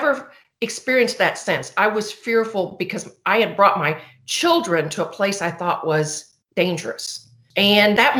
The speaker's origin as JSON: {"language": "English", "town": "Pleasant Hill", "region": "Illinois", "country": "United States", "tie": "born or raised there", "moved": "as an adult", "said": "I'm from Pleasant Hill, a little big town of 1,100 people. And I grew up here, went to school here, and have returned"}